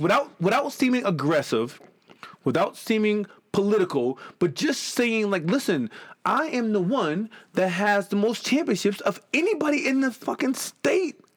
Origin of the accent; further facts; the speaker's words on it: Boston, Massachusetts, United States; I'm from Boston.